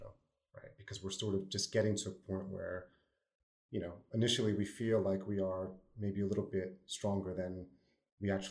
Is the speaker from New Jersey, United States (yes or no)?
yes; New Jersey, United States; accent: New Jersey; my New Jersey accent